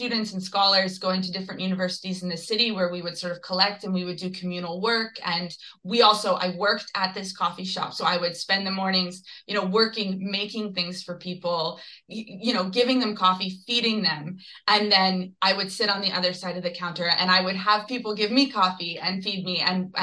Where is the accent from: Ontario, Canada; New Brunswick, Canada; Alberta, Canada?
Ontario, Canada; Georgetown; now in Toronto, Canada; both Philippe and I grew up in Georgetown, Ontario